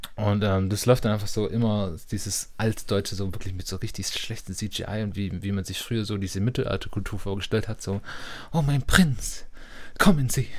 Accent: Stuttgart, Baden-Württemberg, Germany; Das ist vielleicht auch so ein Dorf, in Anführungszeichen Dorfkind, so als Stuttgarter

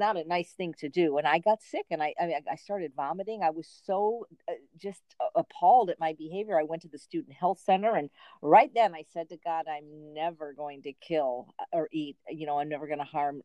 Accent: Chicago, Illinois, United States; also born or lived in Los Angeles, California; now in Indio, United States; Chicago, Illinois

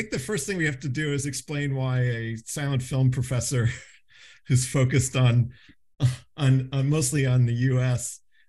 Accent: Oregon, United States; I'm from Oregon.

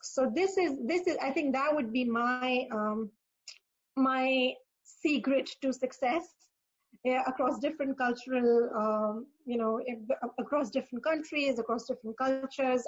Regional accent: Pakistan; moved away as an adult; also born or lived in Dubai; I am originally from Pakistan, um, and that's where I started my career

